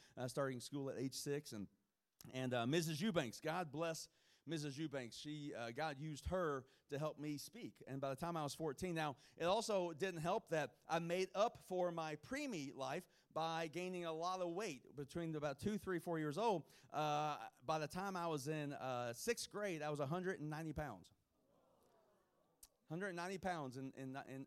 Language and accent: English; Kentucky, United States; I'm from Kentucky